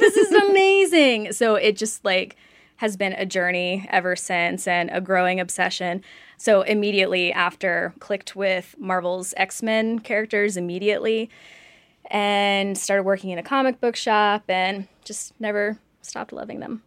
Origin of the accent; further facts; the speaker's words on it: Oxford, Mississippi, United States; I grew up in Oxford, Mississippi, which did not have a comic book store